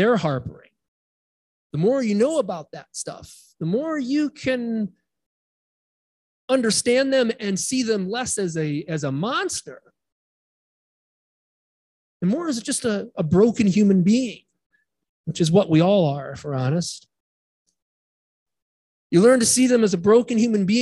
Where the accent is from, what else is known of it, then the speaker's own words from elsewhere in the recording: Midwest, United States; moved away; I grew up in the Midwest